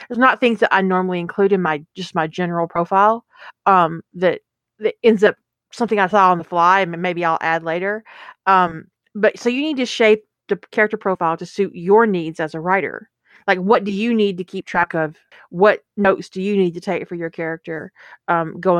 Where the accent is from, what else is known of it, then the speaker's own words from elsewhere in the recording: the South, United States; I was raised in the South and it is so easy to pick the accent up again.